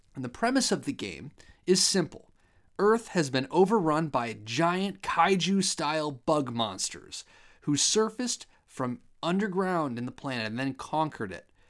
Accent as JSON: {"language": "English", "region": "Ohio", "country": "United States", "said": "I'm from Ohio"}